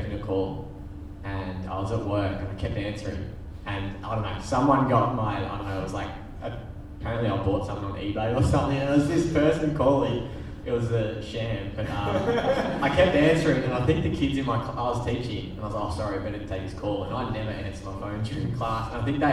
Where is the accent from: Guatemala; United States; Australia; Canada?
Australia; Bendigo, Victoria; also born or lived in Brisbane; being a country boy, like, you just drive the commie into the town in Bendigo